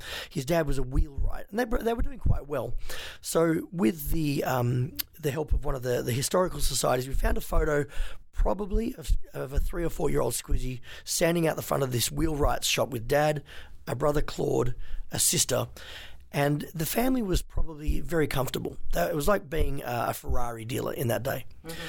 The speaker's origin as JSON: {"language": "English", "country": "Hong Kong", "tie": "born or raised there", "also_born_or_lived": "China", "said": "I was raised in Hong Kong and China. My parents brought us up there as missionaries"}